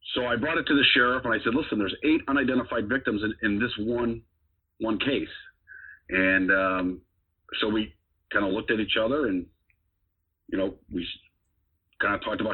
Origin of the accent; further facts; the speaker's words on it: Chicago, Illinois, United States; I grew up in Chicago, know, on the south side of the city